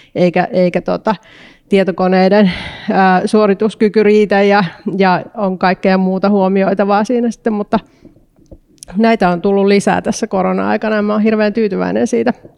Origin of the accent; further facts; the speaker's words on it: Eastern Finland, Finland; also born or lived in Porvoo, Finland; now in Helsinki, Finland; mä oon Itä-Suomesta kotoisin